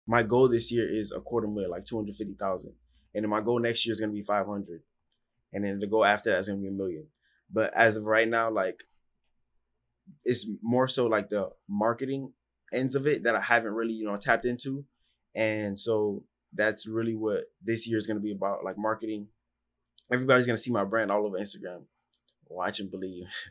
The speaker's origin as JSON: {"language": "English", "town": "Miami", "region": "Florida", "country": "United States", "tie": "born or raised there", "said": "I grew up in Miami, Florida"}